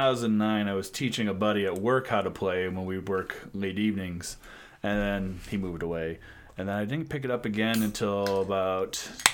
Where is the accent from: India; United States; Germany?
United States; Elizabeth, Illinois; It's near Galena. It's the northwest corner of Illinois.